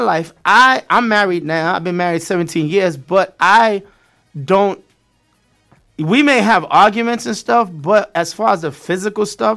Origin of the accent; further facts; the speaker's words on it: New York City, New York, United States; moved away; also born or lived in South Florida; Growing up in Brooklyn... East New York, Brownsville.